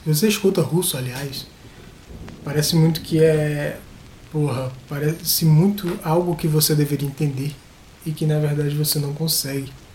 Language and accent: Portuguese; Northeast Region, Brazil; do vocabulário que a gente tem aqui no Nordeste